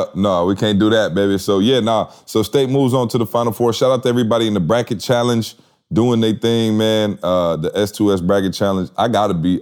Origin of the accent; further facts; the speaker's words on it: Lansing, Michigan, United States; I grew up in Lansing, so I can almost see, you know, Spartan Stadium, the Breslin from my house growing up my entire life